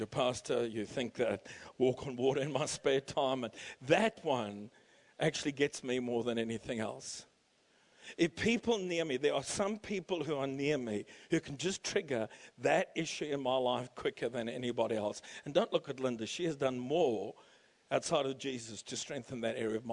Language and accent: English; South Africa; now in Canberra, Australia; trying to teach us Afrikaans growing up in South Africa